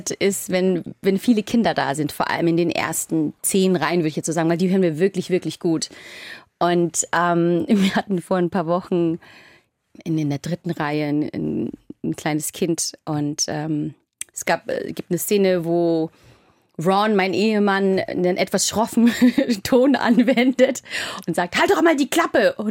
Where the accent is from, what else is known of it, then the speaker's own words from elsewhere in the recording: Bavaria, Germany; now in Hamburg, Germany; Also ich bin ja ursprünglich in Oberfranken